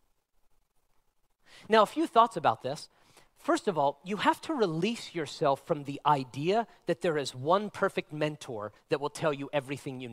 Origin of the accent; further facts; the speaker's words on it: Nevada, United States; I was born and raised in Nevada